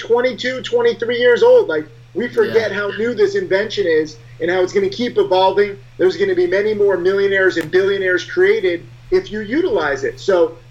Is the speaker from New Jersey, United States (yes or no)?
no; Connecticut, United States; moved away; I'm from a small town in Connecticut